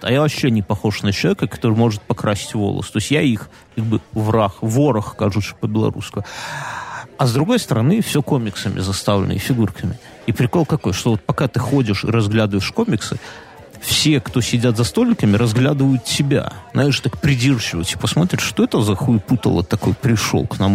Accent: Belarus; мы белорусы. Я ему как белорус белорусу говорю

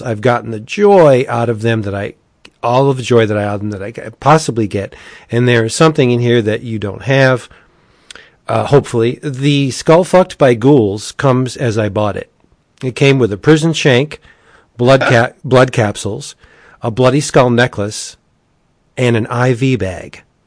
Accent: Scranton, Pennsylvania, United States; I'm from Scranton.

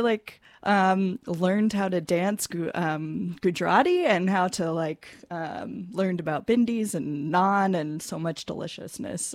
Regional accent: California, United States; I grew up in California, uh, Southern California and then Northern California

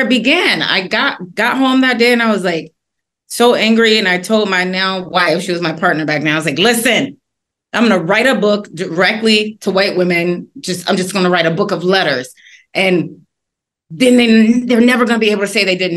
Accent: Washington, District of Columbia, United States; I'm originally from Washington, D.C.

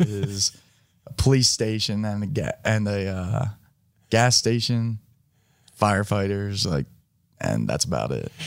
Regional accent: East Coast, United States; moved away as an adult; now in Los Angeles, United States; I grew up right on the East Coast, grew up around the water

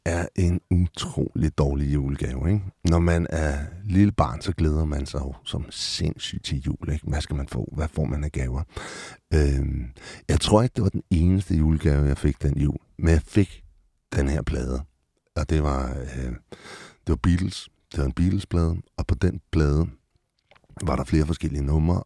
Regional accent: Copenhagen, Capital Region of Denmark, Denmark; jeg er født på Rigshospitalet, men opvokset, øh, født og øh, born and raised på Amager

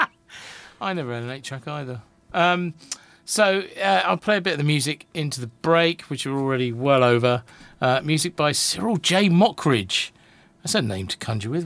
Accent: United Kingdom; I'm I'm British

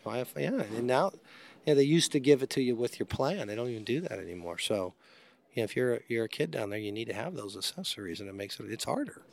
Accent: Long Beach, California, United States; I grew up in Long Beach

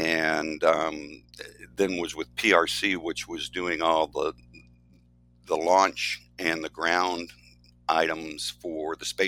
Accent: East Coast, Florida, United States; also born or lived in Orlando, Florida; now in St. Petersburg, United States; I am a native Floridian and from the East Coast.

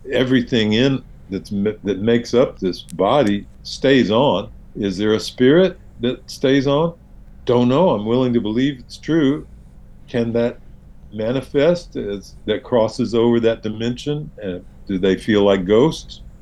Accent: the South, United States; being a Southerner, you may

